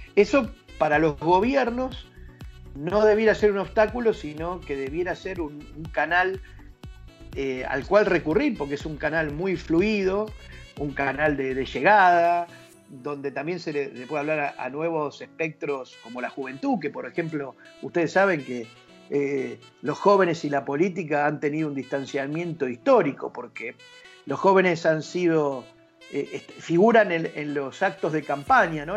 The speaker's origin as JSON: {"language": "Spanish", "country": "Argentina"}